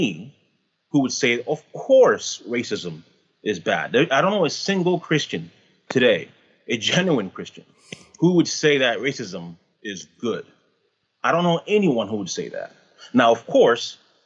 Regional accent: Canada; I'm Canadian

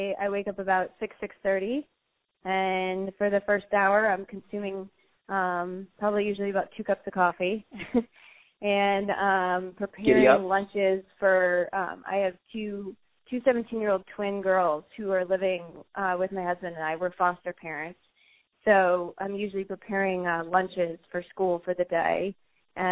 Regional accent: Marblehead, Massachusetts, United States; growing up in Marblehead

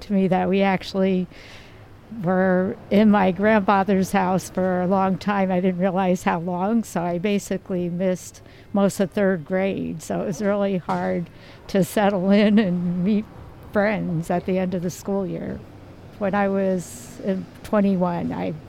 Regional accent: Edison, United States; moved away as an adult; now in San Francisco, United States; When I was growing up in Edison, one thing that bothered me is that it was no diversity at all.

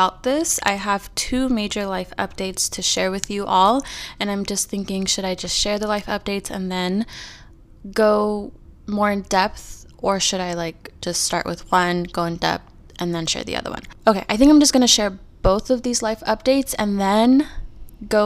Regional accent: California, United States; We are both born and raised in California. We've never lived anywhere else other than California

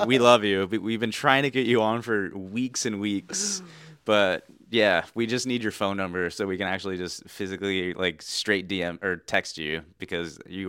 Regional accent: Pleasanton, California, United States; What do you think of my hometown?

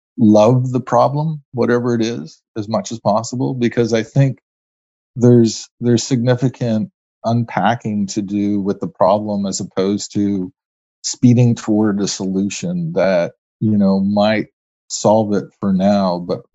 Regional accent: Canada; Being a Canadian, that is a really good thing. I think being a Canadian means, in three words, finding who you are.

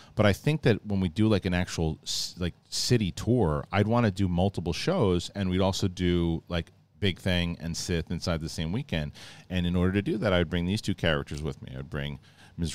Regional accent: East Coast, United States; moved away; growing up on the East Coast

